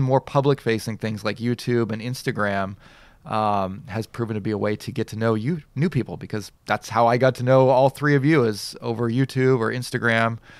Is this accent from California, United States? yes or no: yes; Southern California, United States; now in Japan; I'm from such and such a town, Southern California